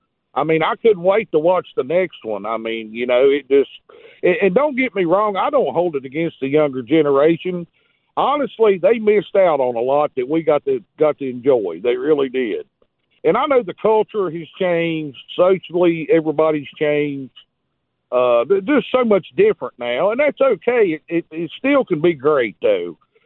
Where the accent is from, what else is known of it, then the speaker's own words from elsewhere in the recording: United States; I grew up near East Tennessee, Southwest Virginia.